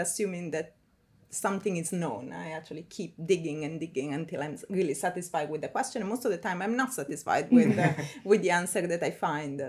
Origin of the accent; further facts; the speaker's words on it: Milan, Lombardy, Italy; moved away as an adult; now in Cambridge, United Kingdom; I'm from Milan, close to Milan